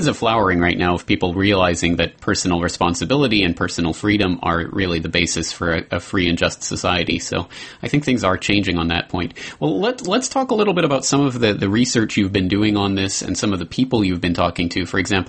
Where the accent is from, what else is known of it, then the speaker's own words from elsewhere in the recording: Canada; as a Canadian, I think you're forgiven for having given into the socialist brainwashing that we're all subjected to from birth, basically, there in Canada.